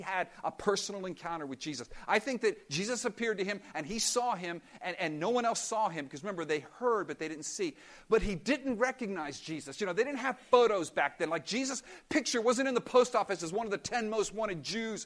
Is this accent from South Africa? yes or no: no; Cuba; moved away; we come from Cuba